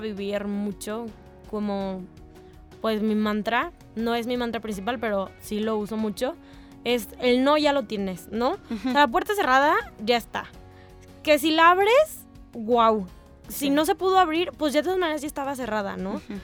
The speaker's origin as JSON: {"language": "Spanish", "country": "Mexico", "said": "soy de México"}